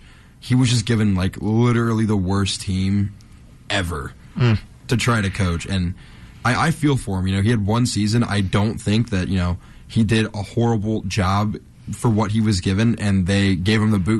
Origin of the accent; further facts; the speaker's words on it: southern Ohio, United States; I'm also not from the Northeast Ohio area. Sure. I am from the southern region of Ohio.